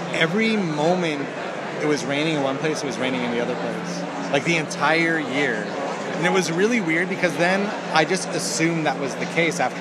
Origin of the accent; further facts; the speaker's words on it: San Francisco Bay Area, California, United States; I grew up in the San Francisco Bay Area